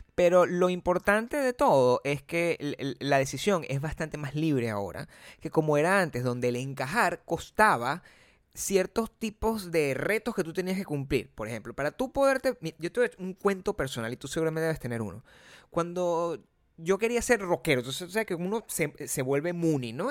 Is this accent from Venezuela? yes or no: yes; Caracas, Capital District, Venezuela; moved away; existía en mi país, Venezuela, hace cuando yo era joven